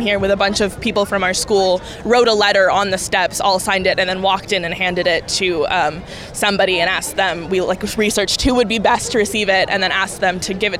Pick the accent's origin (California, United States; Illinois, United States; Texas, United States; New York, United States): California, United States; Fair Oaks; I'm 19 and I'm from Fair Oaks